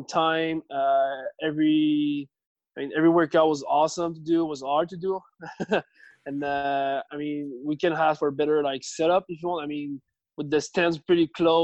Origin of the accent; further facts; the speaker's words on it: Richelieu, Quebec, Canada; English is a second language; moved away as an adult; also born or lived in Montreal; now in north of Montreal, Canada; I grew up in a little city. It's called, in French, it's called Richelieu